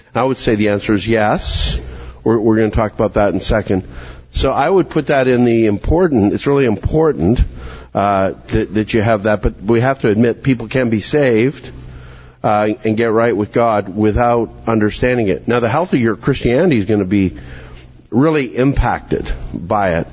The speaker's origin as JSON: {"language": "English", "town": "Calgary", "region": "Alberta", "country": "Canada", "tie": "born or raised there", "moved": "yes", "said": "I'm I'm from Calgary, Alberta, Canada."}